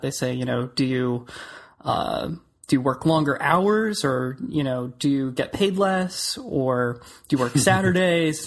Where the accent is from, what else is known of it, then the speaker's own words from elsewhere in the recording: Clearwater, Florida, United States; also born or lived in Orlando; I grew up in Clearwater, which is in the Tampa Bay area, and I came over to Orlando to go to school.